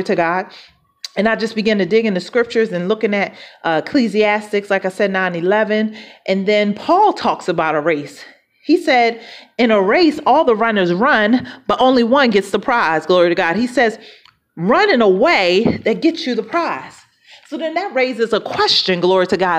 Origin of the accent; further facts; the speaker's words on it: Philadelphia, Pennsylvania, United States; moved away; I'm from Philadelphia originally. And that's where I was born and raised.